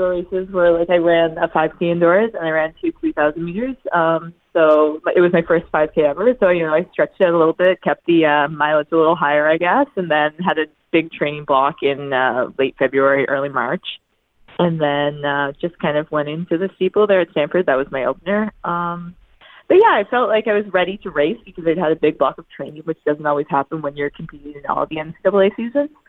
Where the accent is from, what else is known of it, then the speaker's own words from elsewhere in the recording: Newfoundland and Labrador, Canada; watching that from home in Newfoundland. So I was 13 at the time